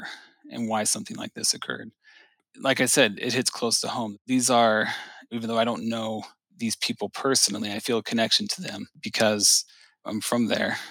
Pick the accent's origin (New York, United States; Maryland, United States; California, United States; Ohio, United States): Ohio, United States; Cincinnati; I am from Cincinnati.